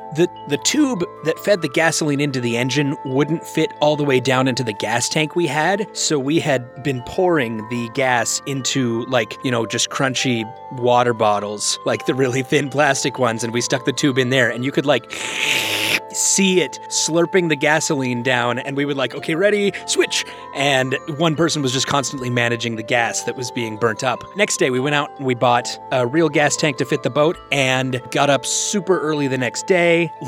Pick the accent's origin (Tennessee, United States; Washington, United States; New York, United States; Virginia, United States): Washington, United States; So I grew up on the west coast of America. I grew up in Washington State.